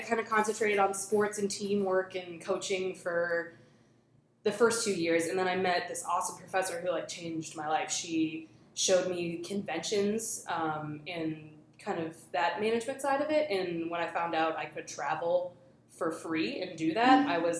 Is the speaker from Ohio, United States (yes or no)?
no; Somerville, Massachusetts, United States; also born or lived in Arlington, Massachusetts; I grew up in Somerville. I grew up in Davis Square, way before it was cool. Like I was like some of the only kids in the neighborhood because it was, Tufts was still there. So it was still very much like college oriented and like blue collar.